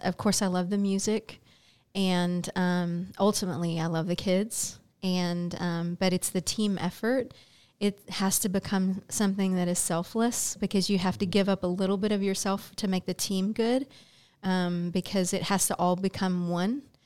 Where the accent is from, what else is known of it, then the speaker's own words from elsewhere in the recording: Baytown, Texas, United States; I'm born and raised in Baytown